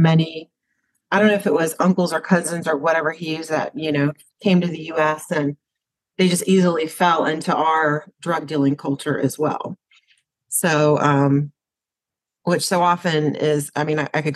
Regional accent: United States; as an American woman

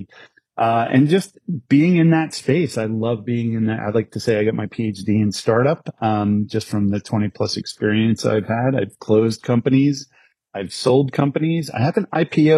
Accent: New York, United States; born and raised in New York.

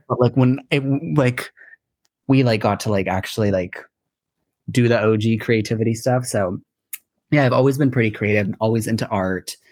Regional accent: San Diego, California, United States; moved away as an adult; now in Los Angeles, United States; I'm born and raised in San Diego

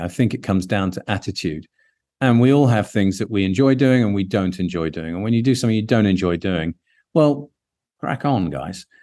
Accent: London, United Kingdom; whilst I'm British, born and bred in London

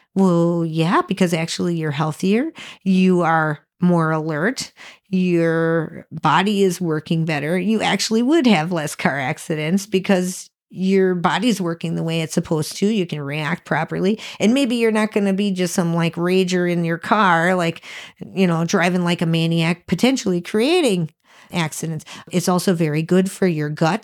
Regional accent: Sheboygan, Wisconsin, United States; we're from Sheboygan, Wisconsin

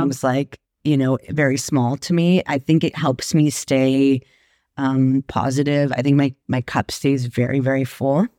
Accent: Marin County, California, United States; moved away; also born or lived in Sacramento; I grew up in Marin County

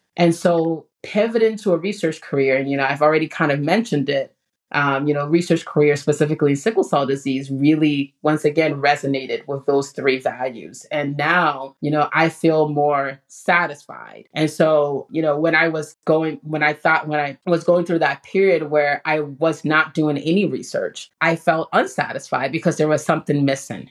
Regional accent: Ghana; moved away; the community that I grew up in Ghana

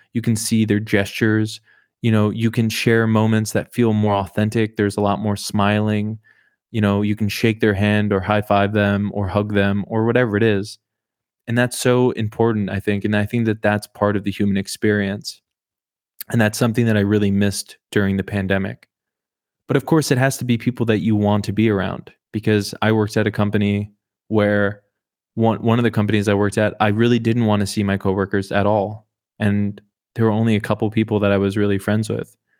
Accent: Oklahoma, United States; I was born in the state above Texas

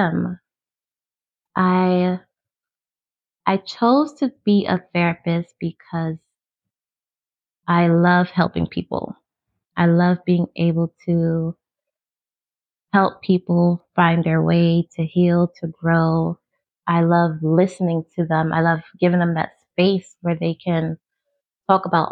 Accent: New York City, New York, United States; born or raised there; moved away; also born or lived in Maryland

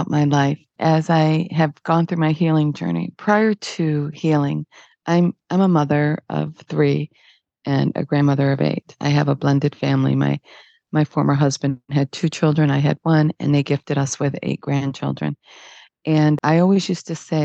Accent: Detroit, Michigan, United States; I was born in Detroit

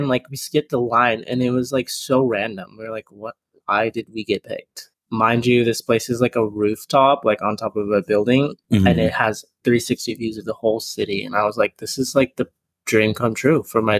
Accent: San Marcos, Texas, United States; San Marcos. So 30 minutes.

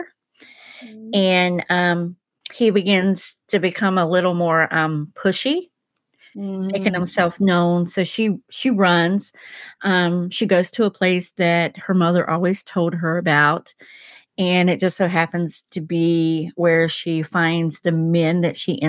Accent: North Carolina, United States; I'm from North Carolina

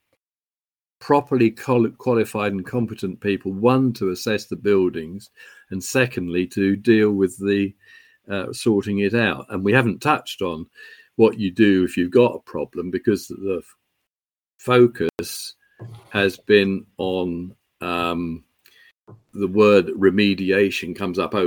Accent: England, United Kingdom; also born or lived in London; now in Scotland, United Kingdom; I'm an Englishman

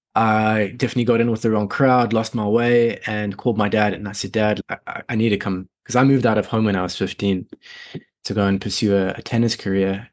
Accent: Sabie, Mpumalanga, South Africa; also born or lived in Johannesburg, South Africa; So I was born and raised there until I was seven. And then my parents decided to get out of the rat race, out of the city. And we moved to a very small forestry town called Sabi

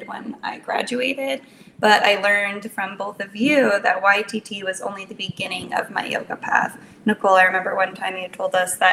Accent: New Jersey, United States; moved away as an adult; I moved back to my home state of New Jersey

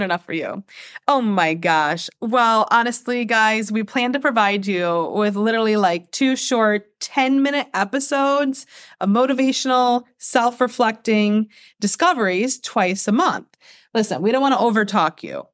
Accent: Michigan, United States; I was born and raised here in America. Uh, actually, in Michigan, the same state

